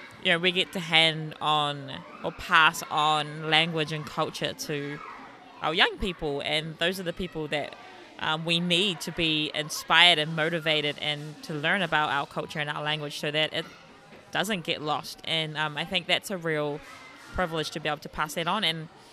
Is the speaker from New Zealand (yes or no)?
yes; Christchurch, Canterbury, New Zealand; I grew up in the bright lights of Christchurch, Quake City. my family, obviously come from Taranaki, and growing up, I didn't have a lot of, te ao Māori around me.